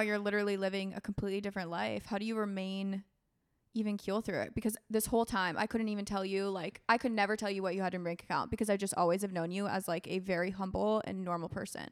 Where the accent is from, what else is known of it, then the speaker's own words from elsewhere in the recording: Florida, United States; moved away; also born or lived in Minnesota; I was raised in Florida with my mom